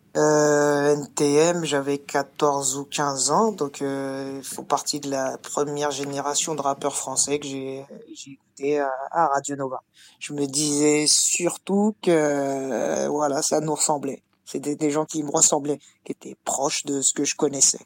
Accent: Martinique; je suis de la Martinique

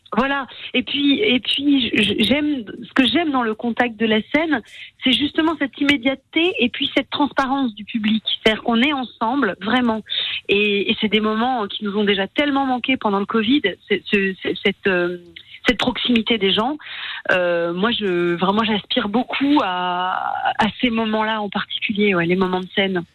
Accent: Strasbourg, Grand Est, France; je suis strasbourgeoise

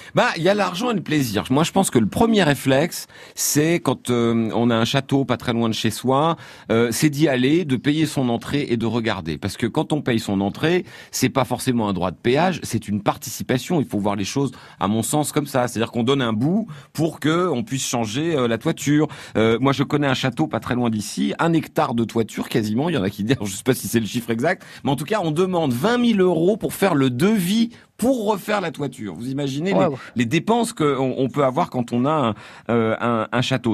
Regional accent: Argentan, Normandy, France; Moi, je suis né à Argentan, la ville a été détruite à 85%

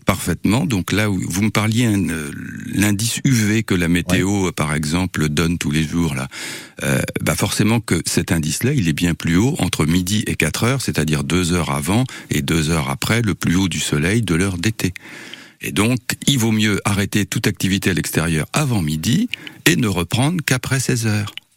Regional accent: Var, Provence-Alpes-Côte d'Azur, France; now in Tours, France; quand j'étais petit dans le Var

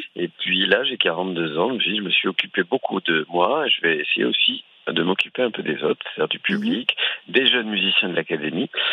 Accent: Toulouse, Occitania, France; je suis toulousain, mais je venais euh, avec mes parents petits au Pays Basque

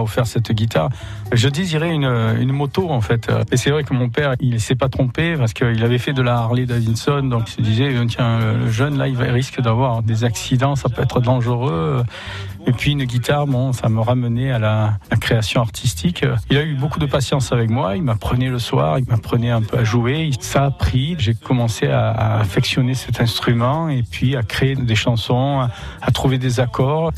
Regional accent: Sorgues, Provence-Alpes-Côte d'Azur, France; Je suis né à Sors

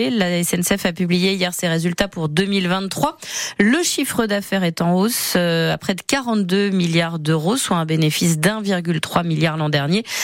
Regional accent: Paris, Île-de-France, France; moi, je suis parisienne, donc euh, ça me fait ni chaud ni froid.

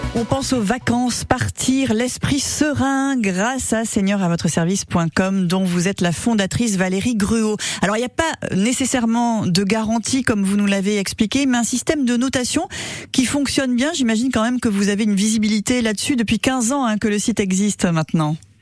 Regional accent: Sarthe, Pays de la Loire, France; chez nous, en Sarthe

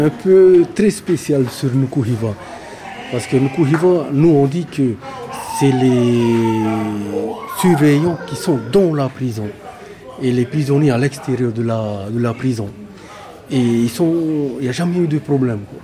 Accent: Ua Pou, Marquesas Islands, French Polynesia; je suis né ici à Wapo

